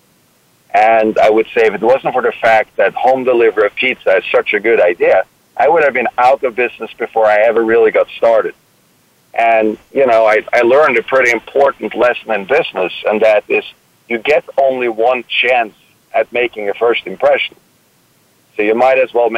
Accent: Norway; moved away as an adult; also born or lived in Copenhagen, Denmark; now in New York, United States; I was born in New York, Norwegian parents, moved back to Norway at age 3, so it's not like I have any type of real recollections of having lived in the United States. Grew up in Norway

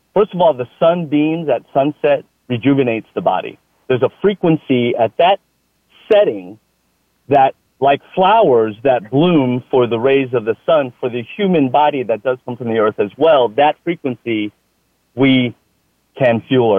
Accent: Austin, Texas, United States; I'm from Austin, Texas. Austin, I love Austin, Texas.

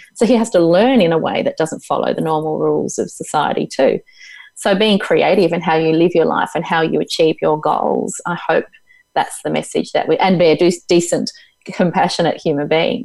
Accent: Tasmania, Australia; also born or lived in Melbourne / Hobart; It's where I was born. I was born in Tasmania.

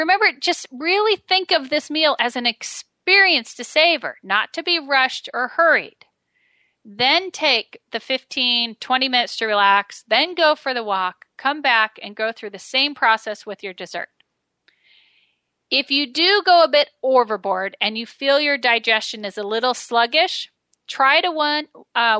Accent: Medford, Oregon, United States; my hometown of Medford, Oregon

